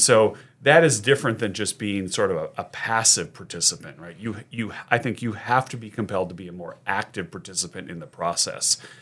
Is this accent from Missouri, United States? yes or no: no; Sacramento, California, United States; I grew up in Sacramento